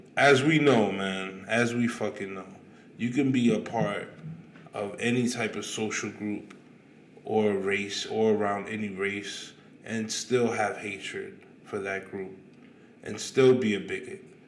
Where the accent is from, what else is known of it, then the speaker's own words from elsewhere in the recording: New York City, New York, United States; I'm from Queens